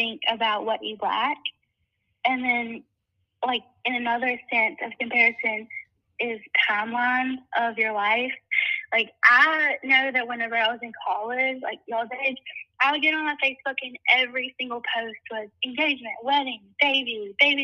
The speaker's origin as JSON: {"language": "English", "region": "South Mississippi", "country": "United States", "said": "I'm from South Mississippi."}